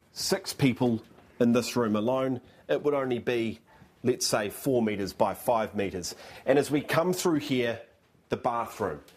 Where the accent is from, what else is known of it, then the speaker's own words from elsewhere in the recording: New Zealand; as a Kiwi